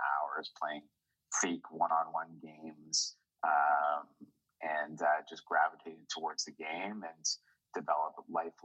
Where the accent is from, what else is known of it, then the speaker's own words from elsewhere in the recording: Toronto, Ontario, Canada; I'm from Toronto, born and raised in Toronto